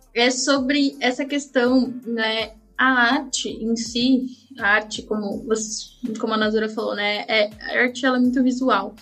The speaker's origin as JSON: {"language": "Portuguese", "country": "Brazil"}